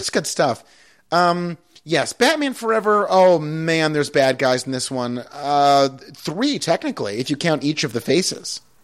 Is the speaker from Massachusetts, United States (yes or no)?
yes; Pittsfield, Massachusetts, United States; Pittsfield, my hometown